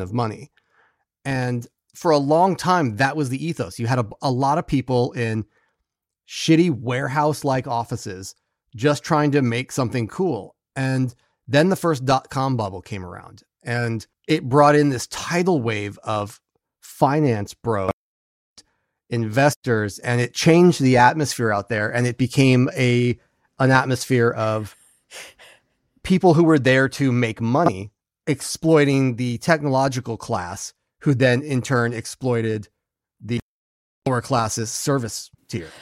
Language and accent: English; Bay Area, California, United States; I grew up in the Bay Area, and when I was growing up there